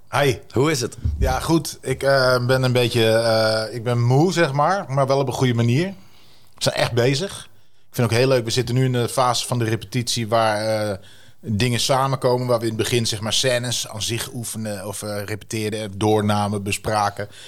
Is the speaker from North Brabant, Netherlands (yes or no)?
no; Wierden, Overijssel, Netherlands; accent: Twents; first language Twents; ik vind mijn moedertaal ook heel leuk